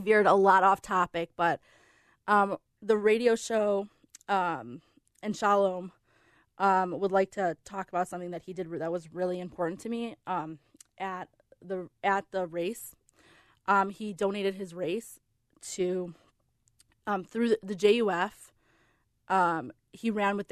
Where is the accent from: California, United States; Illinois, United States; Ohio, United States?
Illinois, United States; Skokie; I grew up in Skokie